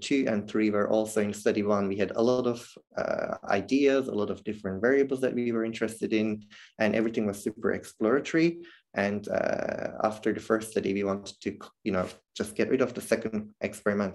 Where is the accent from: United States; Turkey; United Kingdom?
Turkey; now in Netherlands; I come from Turkey originally